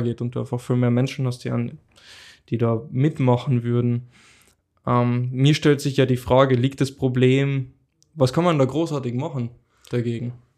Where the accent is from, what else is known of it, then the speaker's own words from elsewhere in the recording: Carinthia, Austria; ich bin in Kärnten aufgewachsen